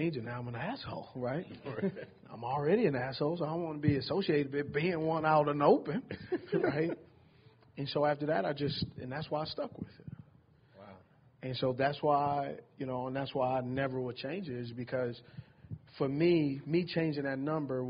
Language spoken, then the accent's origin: English; California, United States; moved away; also born or lived in Utah; I'm from Cali